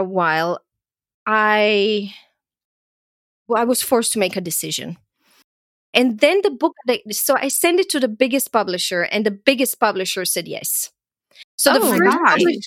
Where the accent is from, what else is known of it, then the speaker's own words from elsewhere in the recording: Croatia; moved away; also born or lived in Austria; I grew up in Yugoslavia and went through, you know, the war there and the country falling apart